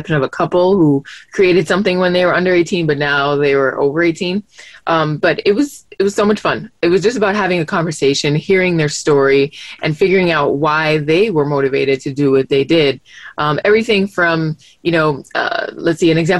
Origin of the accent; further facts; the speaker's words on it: Miami, Florida, United States; growing up in Miami